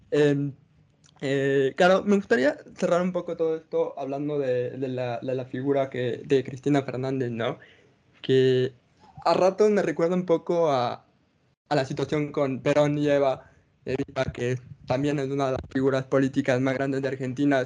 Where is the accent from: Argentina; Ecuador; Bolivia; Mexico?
Ecuador; Nosotros somos ecuatorianos